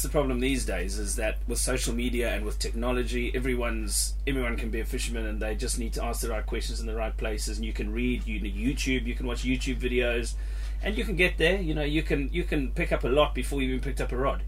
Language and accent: English; Zimbabwe; now in United Kingdom; I grew up in Zimbabwe fishing little lakes and big lakes, Lake Kariba